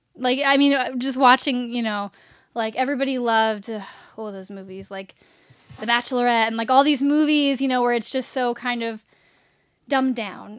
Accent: Richmond, Virginia, United States; moved away as an adult; now in Los Angeles, United States; I grew up in Richmond, Virginia

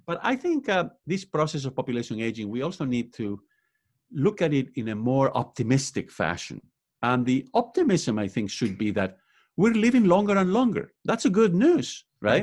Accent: Spain; English is a second language; moved away as an adult; now in United States; I was born and raised in Spain. I also went to college over there, and that's why I have an accent

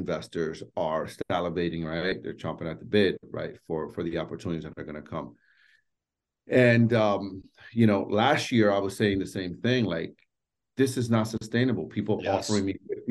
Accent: New York City, New York, United States; I grew up in New York City, born and raised in Washington Heights

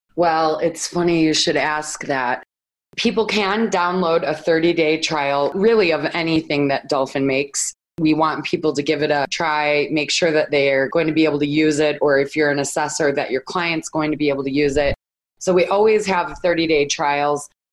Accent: Chicago, Illinois, United States; now in Phoenix, United States; I'm from Chicago, so I miss one of my local radio stations living here in Phoenix.

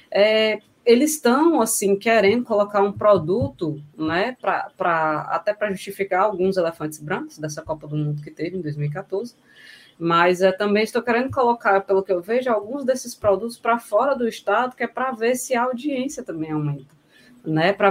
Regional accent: Northeast Brazil, Brazil; como nordestino

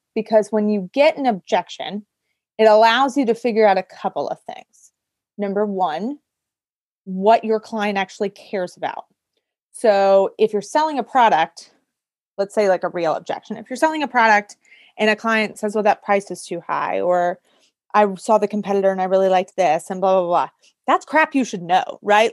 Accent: near Pittsburgh, Pennsylvania, United States; I am originally from a very small town outside of Pittsburgh, Pennsylvania

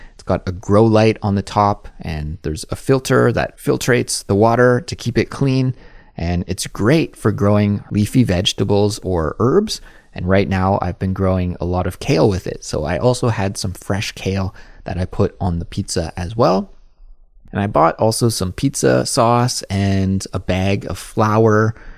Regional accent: Kelowna, British Columbia, Canada; moved away as an adult; now in South Korea; my hometown is Kelowna, that is in Western Canada, and I grew up eating pierogies

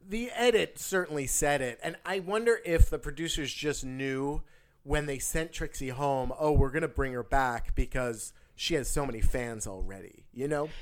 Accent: New Jersey, United States; I'm from New Jersey

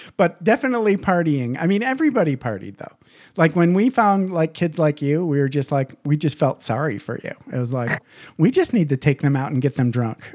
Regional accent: small town Michigan, United States; also born or lived in Southern California; now in Las Vegas, United States; I grew up in small town Michigan

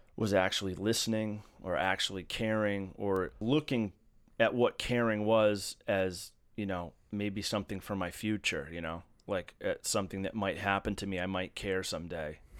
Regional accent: Massachusetts, United States; now in Baltimore, United States; I hail from Massachusetts originally, and I've been living in Baltimore for a while mm, 14 years

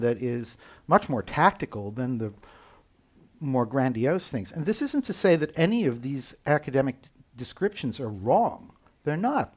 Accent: United States; accent: American; moved away as an adult; now in Copenhagen, Denmark; despite my American accent, uh, I am, in fact, German citizen. I live in Copenhagen, Denmark

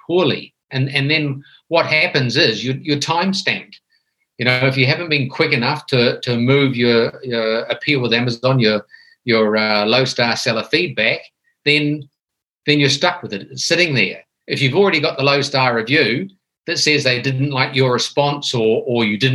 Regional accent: New Zealand; moved away as an adult; now in Thailand; I'm originally a Kiwi from New Zealand

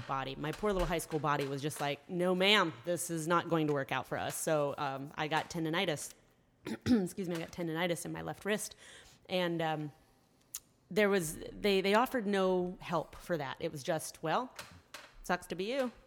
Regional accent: Columbia, Tennessee, United States; also born or lived in Michigan; I grew up here in Columbia, a little bit south

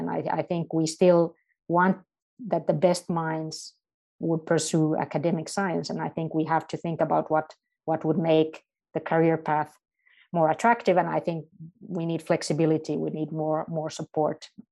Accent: Helsinki, Uusimaa, Finland; also born or lived in Münster, Germany; I'm not only in my home country, but I'm in my home city of Helsinki, and, uh, my entire family lives here

